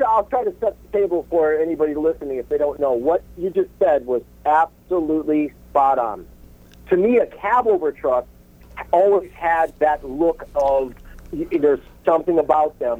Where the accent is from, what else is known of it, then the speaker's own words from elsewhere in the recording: Milwaukee, Wisconsin, United States; I grew up in Milwaukee, Wisconsin